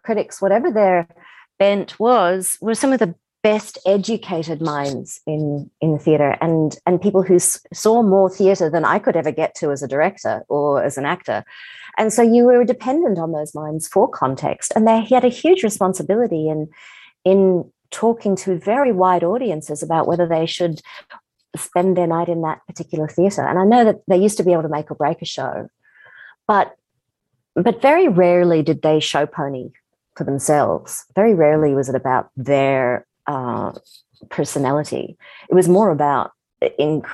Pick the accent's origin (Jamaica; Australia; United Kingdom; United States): Australia; I'm Australian